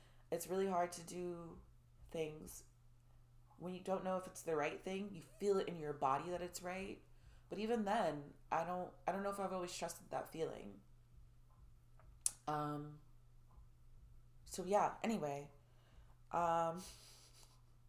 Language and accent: English; Orlando, Florida, United States; moved away as an adult; also born or lived in Atlanta; I grew up in Orlando